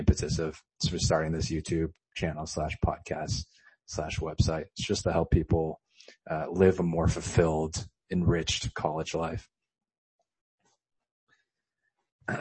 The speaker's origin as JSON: {"language": "English", "town": "Los Angeles", "region": "California", "country": "United States", "lives_now": "Temple City, United States", "said": "I'm from Los Angeles, specifically Chinatown, California"}